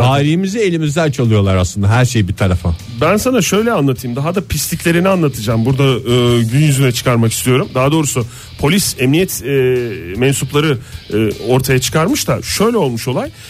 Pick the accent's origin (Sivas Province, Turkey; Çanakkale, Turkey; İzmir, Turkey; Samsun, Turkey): İzmir, Turkey; ben de bir İzmirli olarak burada müdahale